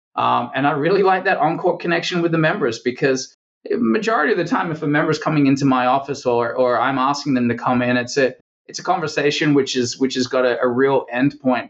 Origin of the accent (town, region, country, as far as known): Perth, Western Australia, Australia; born or raised there; moved away as an adult; now in United States